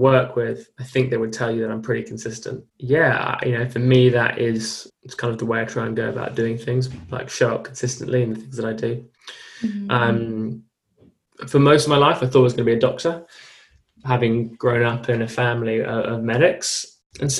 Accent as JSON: {"language": "English", "region": "London", "country": "United Kingdom", "tie": "born or raised there", "said": "I come from an incredibly privileged upbringing, lived in South London, two parents, all who in the medical profession, or my grandparents in the medical profession. Grew up in like quite a fast paced school, like a London school"}